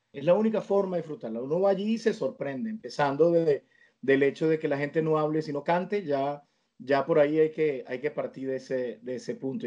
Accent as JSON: {"language": "Spanish", "country": "Venezuela", "moved": "yes", "said": "el vínculo con mi tierra, con mi gente"}